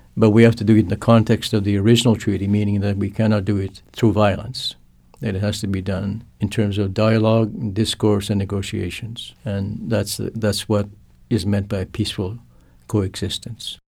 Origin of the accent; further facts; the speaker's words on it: Canada; first language Cree; English is a second language; I'm also a Cree person. I grew, that my, my first language is Cree